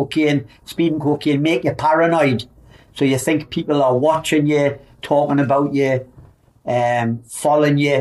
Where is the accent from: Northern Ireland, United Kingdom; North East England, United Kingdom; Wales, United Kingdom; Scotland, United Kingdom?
North East England, United Kingdom; Newcastle upon Tyne; I'm from Byker in the northeast of England, and I'm the oldest of five kids.